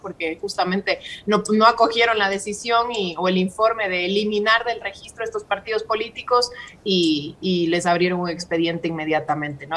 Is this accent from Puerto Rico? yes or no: no; Ecuador; nosotros como ecuatorianos